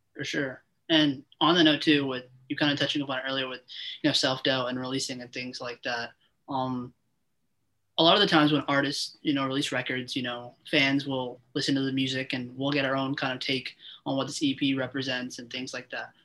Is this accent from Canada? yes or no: yes; Toronto, Ontario, Canada; I uh, interview local artists in Toronto, in my hometown